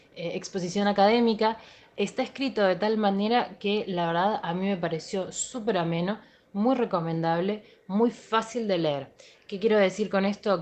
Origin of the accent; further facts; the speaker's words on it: Argentina; nosotros, como argentinos